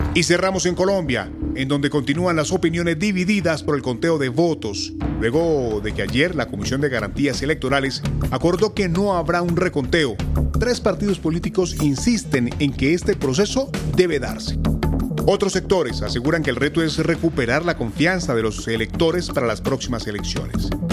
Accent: Nicaragua

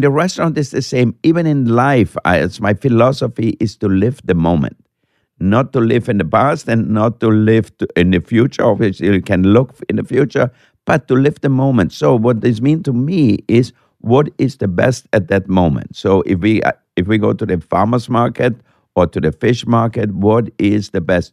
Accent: Austria; moved away; when I grew up in Austria

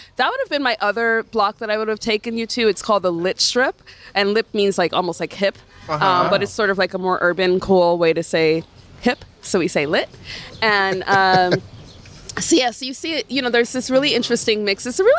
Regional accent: New York City, New York, United States; So when I was born, my parents lived on Bedford and Martens.

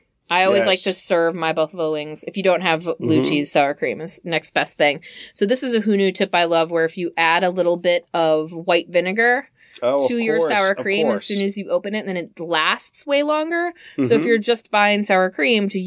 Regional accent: Midwest, United States; I'm from the Midwest

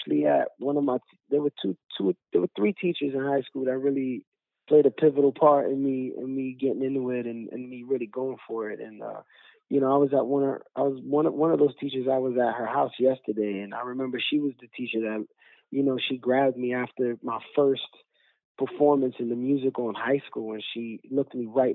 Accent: New York City, New York, United States; I grew up in Bushwick

